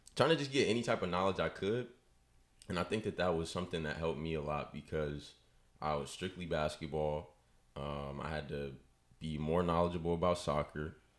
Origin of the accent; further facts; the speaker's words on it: Richmond, California, United States; I am from Richmond. Like I said, went to high school at St. Mary's for two years and then came over to the dark side to Salesian with y'all boys